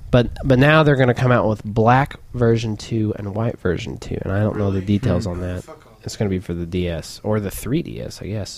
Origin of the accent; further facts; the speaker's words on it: Tulsa, Oklahoma, United States; From Tulsa.